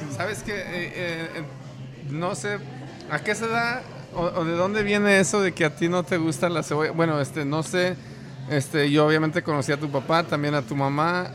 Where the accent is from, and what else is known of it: Mexico; born or raised there; now in Denver, United States